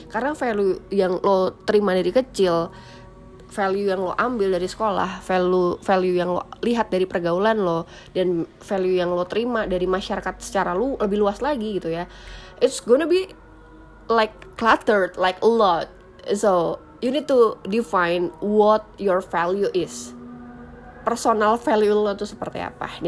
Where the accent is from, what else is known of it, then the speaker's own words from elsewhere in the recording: Java, Indonesia; makanya gue sebagai orang Jawa yang udah sesopan ini tuh ma- menurut mereka masih kurang unggah-ungguh gitu loh masih kurang sopan